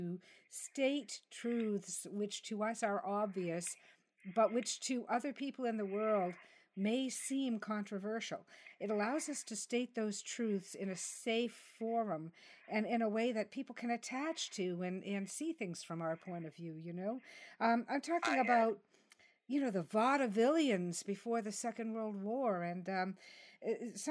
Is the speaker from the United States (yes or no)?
no; Canada; I'm Canadian